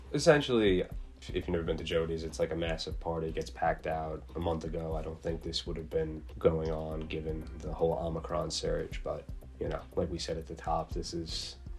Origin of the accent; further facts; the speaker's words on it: New York City, New York, United States; being Irish and being Catholic and being New York, Staten Islanders, New Yorkers, and Americans